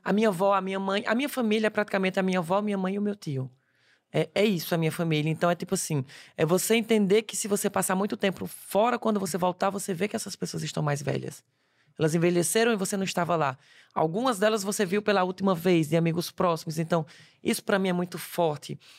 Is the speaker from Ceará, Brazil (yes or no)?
yes; interior of Ceará, Brazil; accent: Cearense; now in Paris, France; eu sou do interior do Ceará